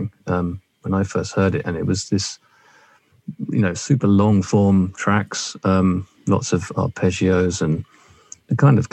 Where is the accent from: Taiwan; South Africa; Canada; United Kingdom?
United Kingdom; London; I was born in South London to a loving middle class family